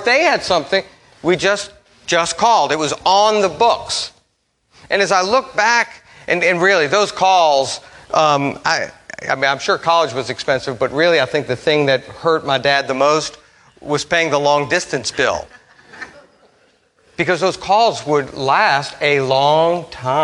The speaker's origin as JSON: {"language": "English", "town": "Metairie", "region": "Louisiana", "country": "United States", "tie": "born or raised there", "also_born_or_lived": "Memphis", "said": "I grew up here in Metairie"}